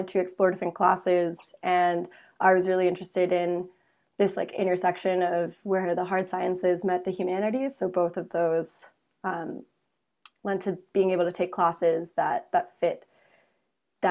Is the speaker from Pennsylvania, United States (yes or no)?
yes; Pittsburgh, Pennsylvania, United States; moved away as an adult; also born or lived in Ithaca, New York; I am from Pittsburgh, Pennsylvania. It's where most of my family is currently